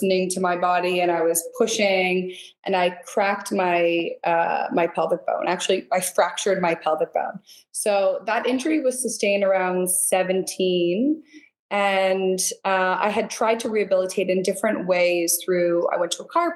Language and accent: English; Niagara Falls, Ontario, Canada; also born or lived in St. Catharines / Toronto; So I was actually born and raised in Niagara, on the Canadian side. So Niagara Falls, St. Catharines.